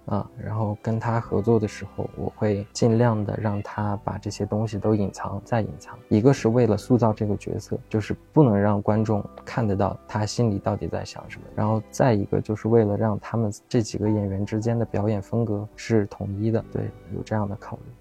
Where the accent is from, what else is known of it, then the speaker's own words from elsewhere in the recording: Beijing, China; also born or lived in Xining, Qinghai; 我小时候在北京嘛，然后那时候藏语也不太会说